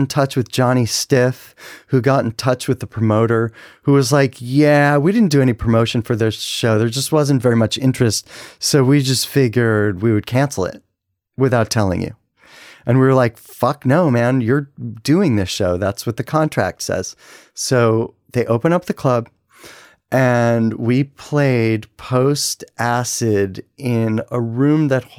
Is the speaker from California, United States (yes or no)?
no; Washington, District of Columbia, United States; We're from the East Coast and from DC.